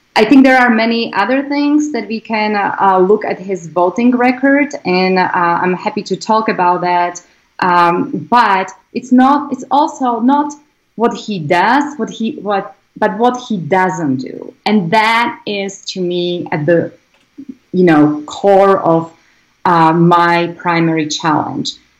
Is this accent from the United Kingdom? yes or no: no; Slovakia; English is a second language; moved away as an adult; now in United States; I grew up in a, um, in Slovakia, former Eastern Bloc country.